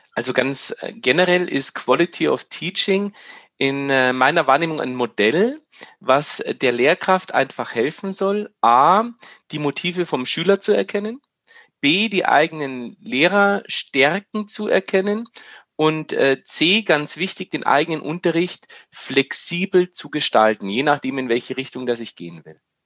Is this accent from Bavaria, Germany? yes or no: yes; Bavaria, Germany; wie wir bei uns in Bayern sagen